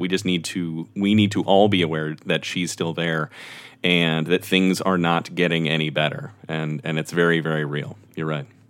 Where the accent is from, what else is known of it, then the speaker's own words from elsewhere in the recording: Texas, United States; as a Texan